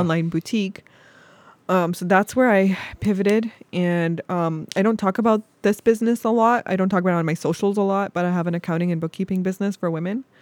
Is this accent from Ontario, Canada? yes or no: yes; Toronto, Ontario, Canada; moved away as an adult; now in Cleveland, United States; as a Canadian